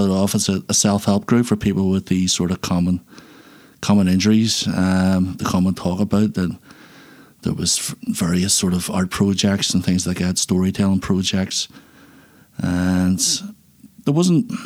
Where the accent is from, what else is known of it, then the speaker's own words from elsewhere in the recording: Belfast, Northern Ireland, United Kingdom; I was born in Belfast in 1972 and lived here. And I've lived here for my life ever since